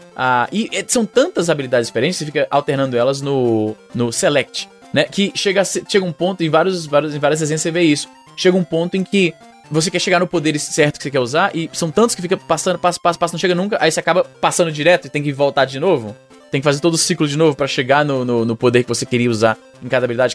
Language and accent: Portuguese; Fortaleza, Ceará, Brazil; eu sou de Fortaleza